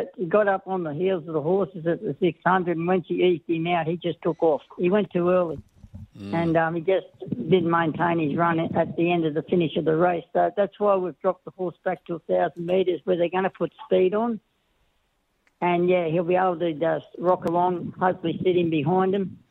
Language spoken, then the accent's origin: English; Rockhampton, Queensland, Australia; now in Hawkesbury, Australia; we come from Rockhampton. That's where we've been for a long time.